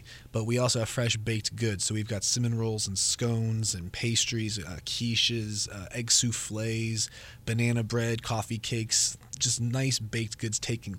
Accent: United States; moved away as an adult; also born or lived in Los Angeles, California / Las Vegas, Nevada / Portland; now in Valparaiso, United States; Born and raised in Los Angeles and Vegas, moved out here.

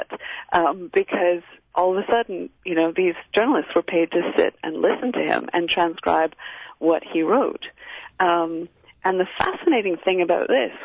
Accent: Canada; also born or lived in Cambridge; I was a student at Cambridge myself, and I'm Canadian

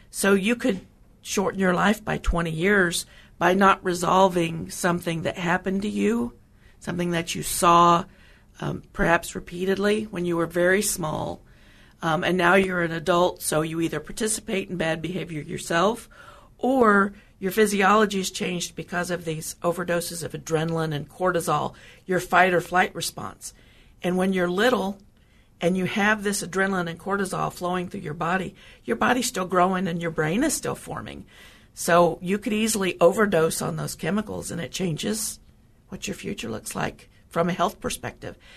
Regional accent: Oklahoma, United States; moved away as an adult; I grew up in Oklahoma.

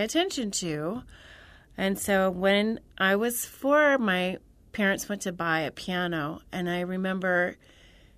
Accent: Central Illinois, United States; I'm from Central Illinois, about 3.5 hours south of Chicago.

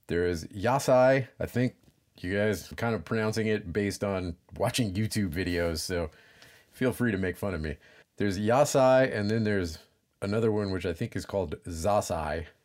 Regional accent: Louisiana, United States; I'm from Louisiana.

